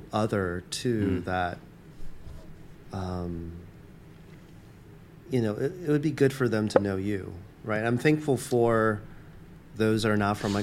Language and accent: English; Atlanta, Georgia, United States; born or raised there; moved away as an adult; also born or lived in Taiwan; now in New York, United States